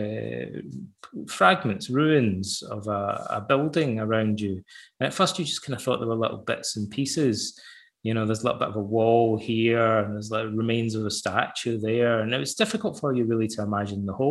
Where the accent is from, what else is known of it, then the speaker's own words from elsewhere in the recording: Ayr, Scotland, United Kingdom; as a boy growing up in Ayr, I had to read the poems of Robert Burns